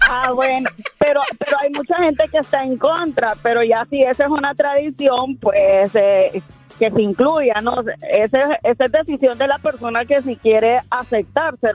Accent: Honduras; bueno, yo soy de Honduras

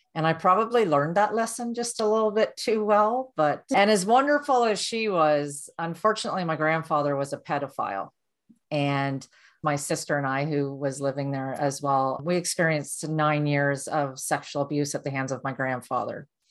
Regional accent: Durham, Ontario, Canada; I was born and raised in Ontario, and I grew up in a small town called Durham, and it's not Durham region, it's the town of Durham.

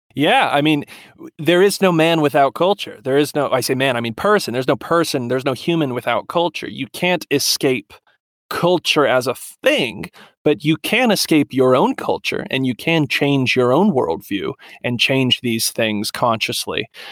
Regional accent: Southern Appalachia, United States; Southern Appalachian, like where I'm from, Southern Appalachian is an American culture

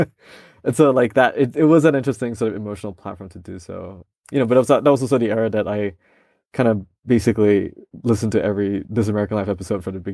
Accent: Malaysia; now in United States; I also am a minority in my home country.

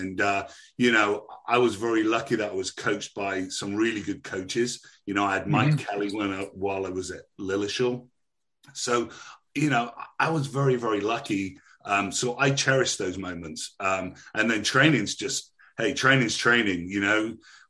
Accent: Bristol, South West England, United Kingdom; I'm actually originally from Bristol, so I've got the old country bumpkin thing going on as well.

